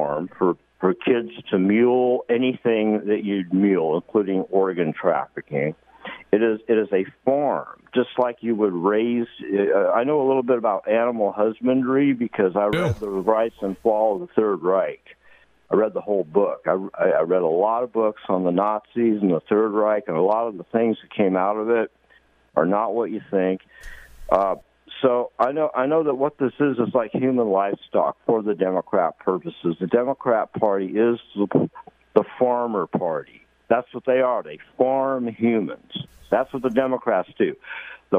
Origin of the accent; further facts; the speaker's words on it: California, United States; I've born and raised in California